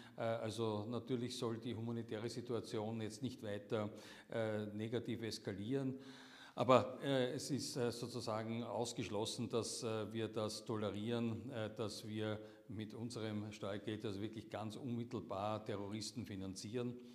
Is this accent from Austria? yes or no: yes; Austria; wir als Österreicher